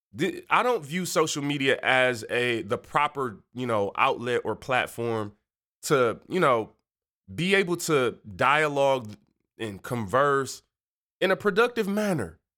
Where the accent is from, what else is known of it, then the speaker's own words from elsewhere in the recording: Detroit, Michigan, United States; I'm from Detroit.